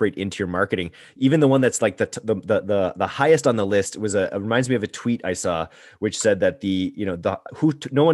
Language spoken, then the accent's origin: English; Canada; I'm Canadian